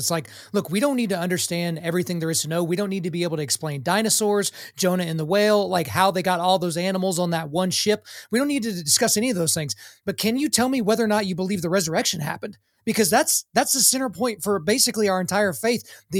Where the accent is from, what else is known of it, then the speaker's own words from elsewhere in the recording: Oklahoma, United States; born there; Look, I was born in Oklahoma, so I'm a Christian by dint of birth, right?